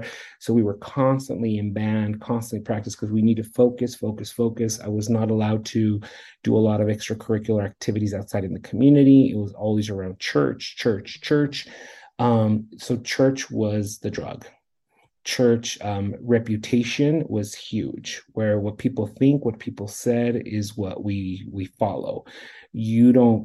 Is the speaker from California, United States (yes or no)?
yes; Redlands, California, United States; now in Colorado, United States; In Southern California, in Southern California, Redlands.